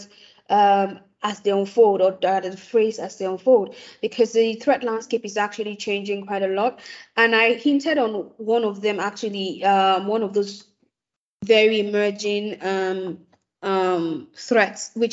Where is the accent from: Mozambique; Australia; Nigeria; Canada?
Nigeria; as an African, before I am a Nigerian